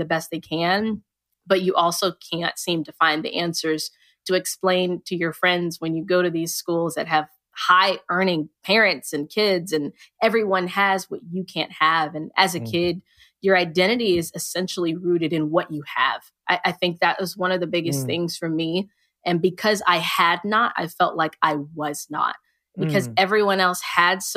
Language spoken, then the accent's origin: English; United States; I was conceived in Nigeria, but I was born here in America